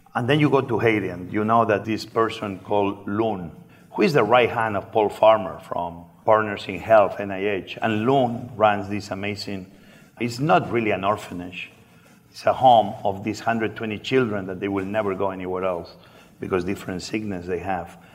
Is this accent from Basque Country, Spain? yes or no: no; Barcelona, Catalonia, Spain; English is a second language; moved away as an adult; also born or lived in New York / Washington D.C.; now in Washington, D.C., United States; I grew up in Barcelona.